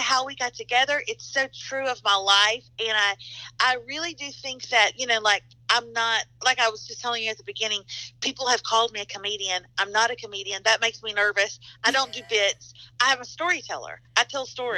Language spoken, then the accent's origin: English; the South, United States; also born or lived in Nashville, Tennessee; I'm from the South. We fry everything